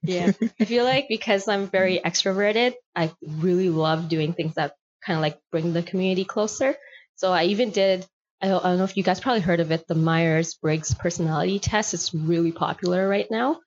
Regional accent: Toronto, Ontario, Canada; I grew up right here in Scarborough, spent all of my childhood here

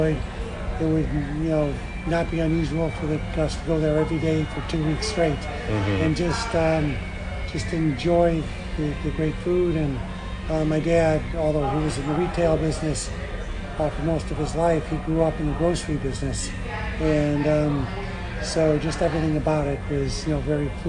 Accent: Chicago, Illinois, United States; I grew up in Chicago

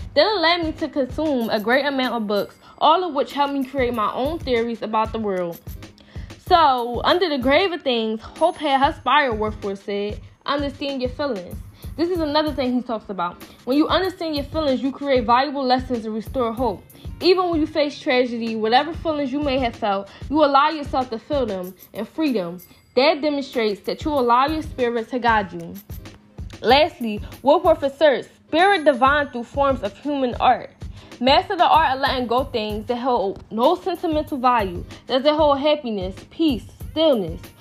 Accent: Philadelphia, Pennsylvania, United States; I'm from North Philadelphia

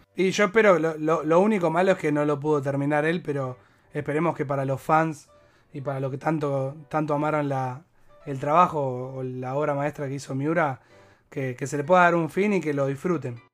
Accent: Argentina; nosotros somos argentinos hinchas de boque

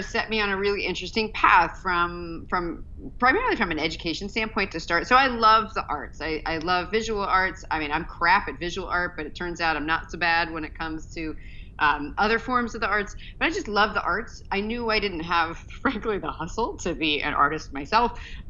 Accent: Virginia Beach, Virginia, United States; now in Boston, United States; I was a Navy kid, and I grew up in Southern Virginia, at Virginia Beach, in fact.

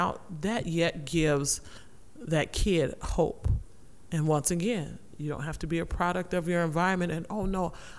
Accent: Rockford, Illinois, United States; growing up in Rockford

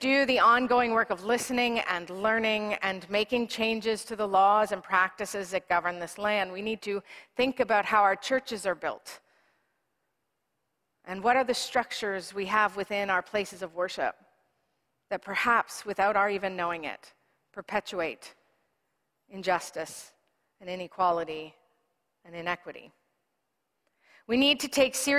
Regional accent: Canada; as a Presbyterian, as a Canadian

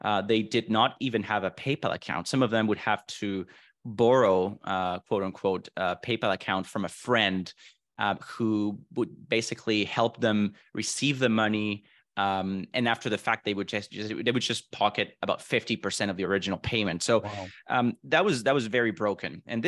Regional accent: Venezuela; also born or lived in Vancouver, Canada; now in Miami, United States; So I was born and raised in Venezuela, moved to Vancouver, Canada in 2009. I spent the last 14 years almost in Vancouver. And then I recently moved to Miami, Florida in November of 2022, last year.

